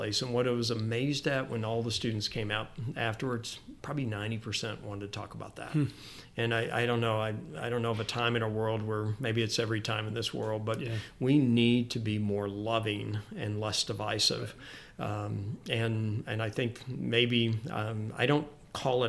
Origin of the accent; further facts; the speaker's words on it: Memphis, Tennessee, United States; I grew up in Memphis.